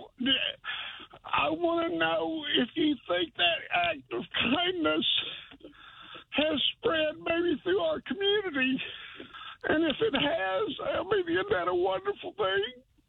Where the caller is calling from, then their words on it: Chelsea, Oklahoma, United States; I'm calling from up at Chelsea.